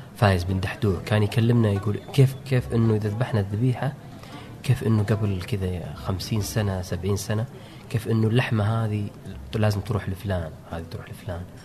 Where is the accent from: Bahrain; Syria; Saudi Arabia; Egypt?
Saudi Arabia; من عندنا في السعودية